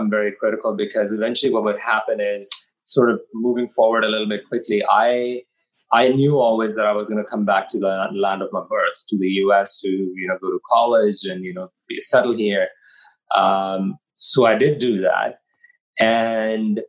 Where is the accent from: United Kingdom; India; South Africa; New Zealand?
India; Delhi; also born or lived in Washington, D.C., United States / Punjab, India; now in United States; Parents moved to India. I moved to India with parents. Spent most of my childhood in the capital of India, Delhi.